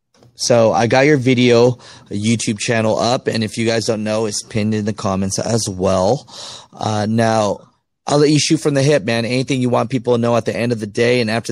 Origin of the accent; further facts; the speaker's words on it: Ohio, United States; I am from Ohio and I got two little boys to take care of, and they told me they can't get me anything around here, but they got terminals in Gary, Indy.